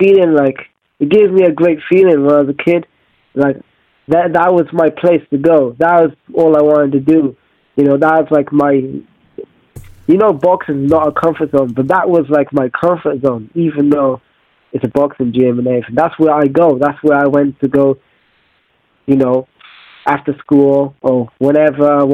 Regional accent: Wales, United Kingdom; I'm a kid from Wales, and back in the day, being in Wales, I'm moving around a lot, going to new schools

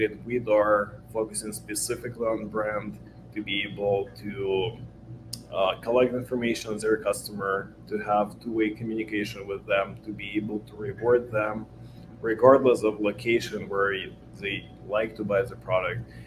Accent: Ukraine; moved away as an adult; now in Los Angeles, United States; I was born in Ukraine. I'm a Ukrainian Jew. I moved to States 9 years ago. What I was doing before, it was a software development and coding school back in Ukraine.

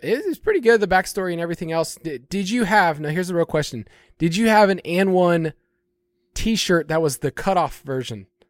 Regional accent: Georgia, United States; my home state of Georgia

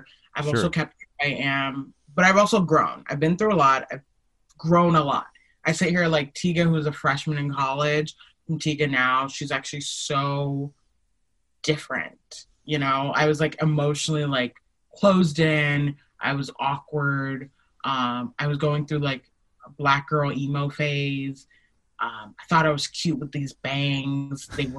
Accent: Nigeria; I'm Nigerian. That's my political affiliation.

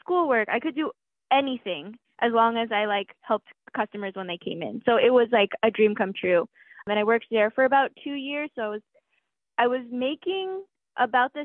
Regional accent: San Diego, California, United States; moved away as an adult; back in my hometown

